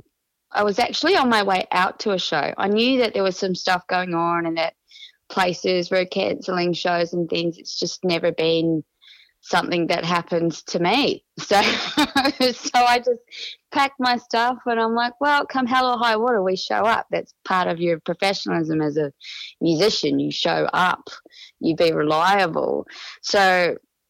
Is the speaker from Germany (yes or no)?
no; New Zealand; now in Australia; I'm a New Zealander.